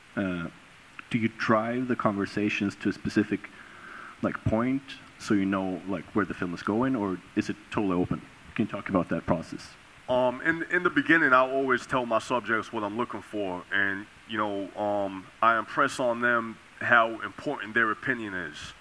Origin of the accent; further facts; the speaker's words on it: New York, United States; growing up in New York